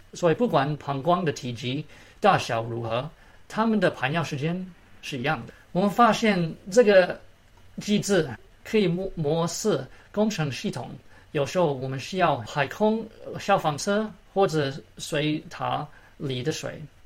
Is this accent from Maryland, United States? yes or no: yes; Maryland, United States; Chinese is a second language; moved away as an adult; now in Atlanta, United States; 我从小在马里兰长大，我很幸运考进了自由班